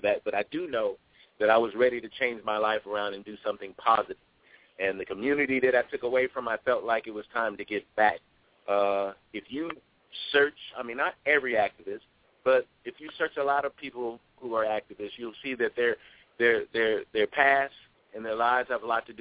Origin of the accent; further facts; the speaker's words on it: Ohio, United States; moved away as an adult; also born or lived in Atlanta; I'm originally from Ohio